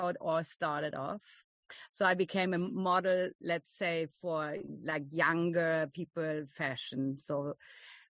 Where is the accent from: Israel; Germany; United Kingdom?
Germany; I'm from Germany